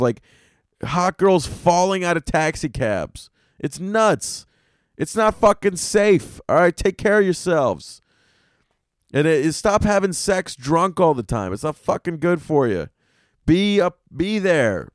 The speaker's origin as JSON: {"language": "English", "region": "the South", "country": "United States", "tie": "born or raised there", "moved": "yes", "lives_now": "New York City, United States", "said": "I grew up in the South, man. Down South, my McDonald's had a fucking electronic fireplace in it"}